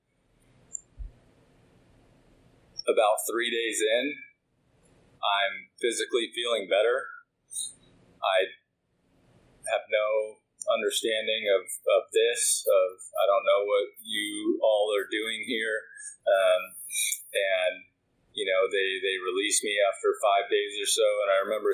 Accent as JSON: {"language": "English", "town": "Woodinville", "region": "Washington", "country": "United States", "tie": "born or raised there", "said": "So I grew up in Woodinville."}